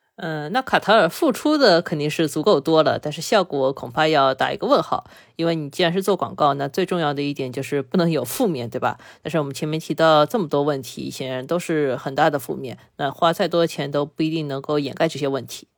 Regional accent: China; 我们中国人

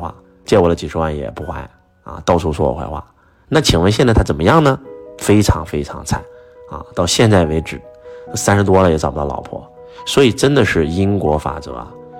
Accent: Henan, China; 结果突然就问我你是哪里人？我说我是河南人，马上就说你回去等通知吧。

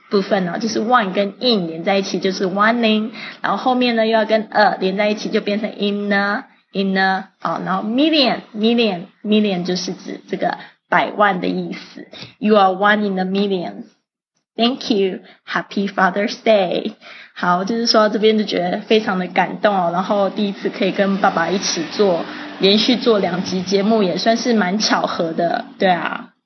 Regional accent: Taiwan; 那我在这个台湾出生长大

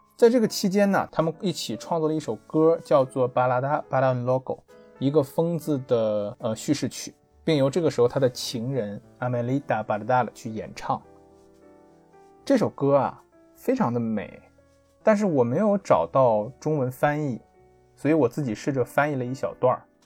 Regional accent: China; 由于 Tango 和爵士乐都不是咱们中国人的文化呀

